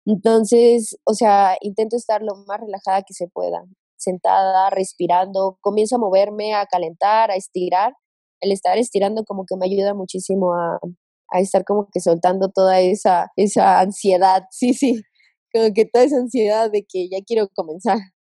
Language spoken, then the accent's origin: Spanish; Veracruz, Mexico; en Veracruz, de donde soy